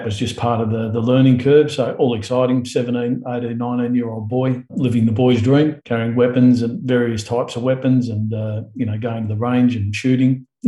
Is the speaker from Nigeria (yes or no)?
no; Ivanhoe, Victoria, Australia; Born in Ivanhoe, Victoria, 1961, and spent all of my youth in Victoria for the most part.